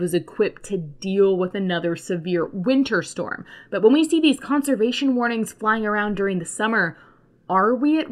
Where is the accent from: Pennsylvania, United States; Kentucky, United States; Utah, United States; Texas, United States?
Texas, United States; as a Texan